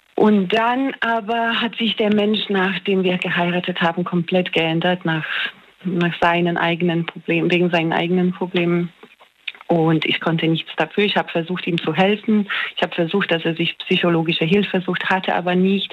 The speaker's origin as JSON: {"language": "German", "country": "Poland", "also_born_or_lived": "Australia / near Mannheim, Germany", "moved": "as an adult", "lives_now": "Germany", "said": "Ich komme ursprünglich aus Polen, ich wohne jetzt in Deutschland"}